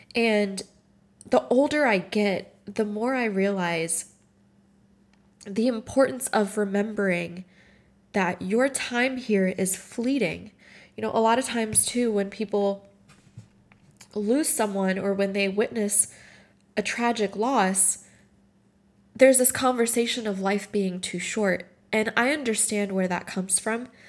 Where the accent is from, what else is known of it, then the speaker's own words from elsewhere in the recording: Morocco; moved away; I grew up in Morocco, and the majority of my family is still there.